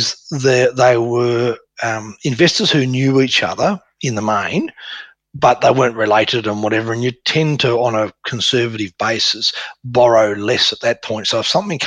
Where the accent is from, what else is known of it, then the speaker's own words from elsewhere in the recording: Tasmania, Australia; Tasmania, which is my hometown.